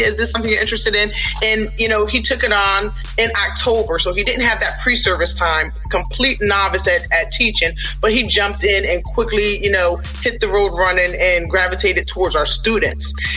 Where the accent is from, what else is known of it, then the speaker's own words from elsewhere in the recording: upstate New York, United States; moved away as an adult; also born or lived in Middle Peninsula, Virginia; now in Virginia, United States; I'm from New York, upstate New York originally, but again, I've been here in Virginia since 2004.